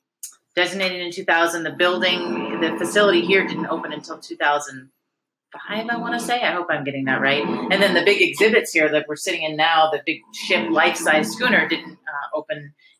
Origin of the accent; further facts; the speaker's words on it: Bozeman, Montana, United States; also born or lived in North Carolina; now in Alpena, United States; I'm actually not from Alpena. I am from a town called Bozeman, Montana.